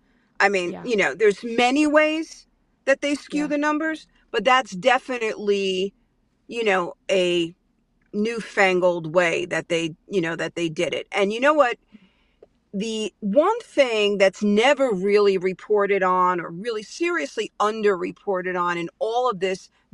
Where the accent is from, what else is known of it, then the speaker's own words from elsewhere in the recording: New York City, New York, United States; I'm a New Yorker, born and raised in Brooklyn, New York